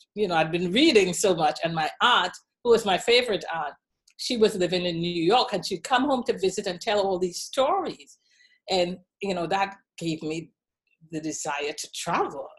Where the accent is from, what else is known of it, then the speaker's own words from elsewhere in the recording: Trinidad & Tobago; moved away as an adult; also born or lived in Washington, D.C. / Cleveland / Dallas; now in United States; growing up in Trinidad and Tobago